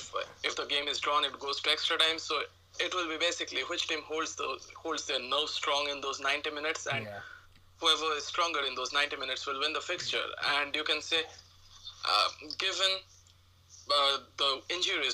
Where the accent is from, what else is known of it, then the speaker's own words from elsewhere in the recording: India; I come from India